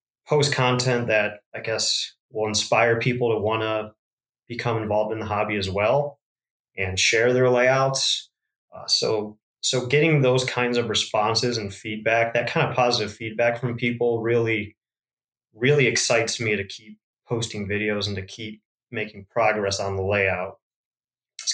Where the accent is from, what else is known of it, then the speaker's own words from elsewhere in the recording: Northeast Ohio, United States; I grew up in Northeast Ohio, Northern Ohio area.